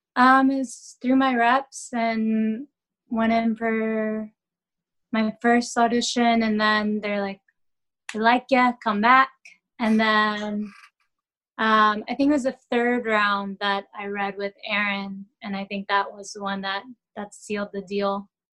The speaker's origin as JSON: {"language": "English", "town": "Dallas", "region": "Texas", "country": "United States", "also_born_or_lived": "London, United Kingdom", "moved": "yes", "lives_now": "New York City, United States", "said": "I'm Texan. I'm Southern"}